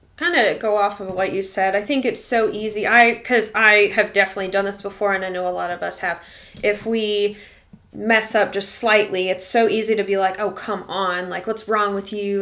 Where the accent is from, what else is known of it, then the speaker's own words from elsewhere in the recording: Arkansas, United States; moved away; my hometown's in Arkansas